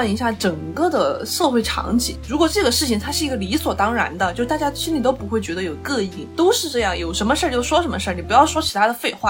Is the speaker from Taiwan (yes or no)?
no; China; moved away as an adult; also born or lived in France; 全班就只有我一个来自中国的。